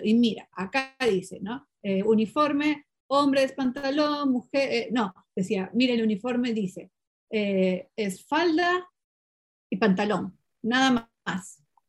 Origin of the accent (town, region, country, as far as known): Peru; first language Portuguese; Spanish is a second language